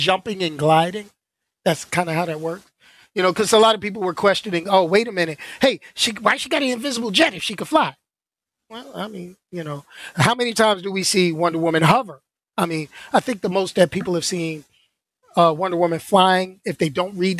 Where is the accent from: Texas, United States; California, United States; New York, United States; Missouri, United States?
New York, United States; I grew up in New York